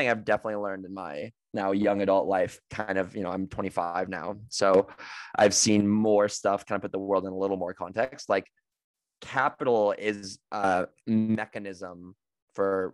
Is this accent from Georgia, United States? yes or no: no; near Santa Rosa, Northern California, United States; NorCal in Santa Rosa next to my hometown